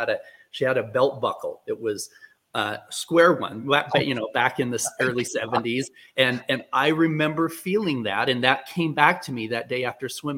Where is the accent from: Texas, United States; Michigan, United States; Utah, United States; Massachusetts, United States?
Utah, United States; I was born in Utah